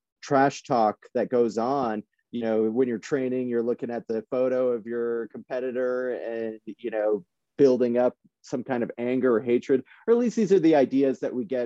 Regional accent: Iowa, United States; I'm from Iowa, and in the Midwest

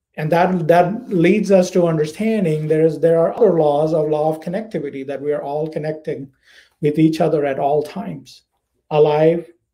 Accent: India; moved away as an adult; also born or lived in United States; now in Florida, United States; I am from India. I was born, raised, educated there. I have been in the United States since 2002

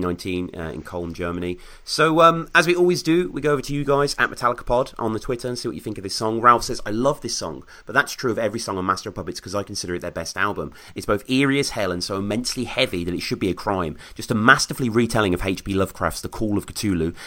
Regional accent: United Kingdom; I'm a Brit

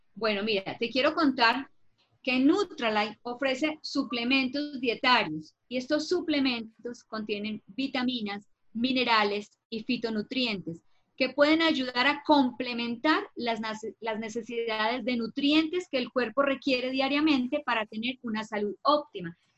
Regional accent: Colombia; en mi país que es Colombia

